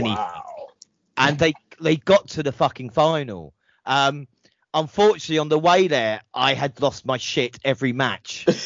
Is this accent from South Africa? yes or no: no; Blackpool, North West England, United Kingdom; then my hometown of Blackpool in 2015.